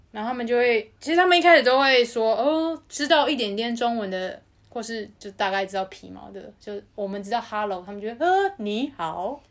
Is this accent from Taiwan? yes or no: yes; Taiwan; moved away as an adult; now in Australia; 我就是born in Taiwan，所以我觉得我是台湾人，这很正常